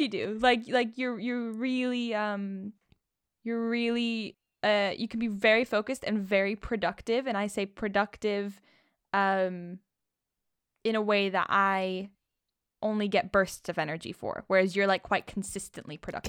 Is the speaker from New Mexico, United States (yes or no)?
no; Rancho Mirage, California, United States; now in London, United Kingdom; I was born in Rancho Mirage, California, and now I'm in London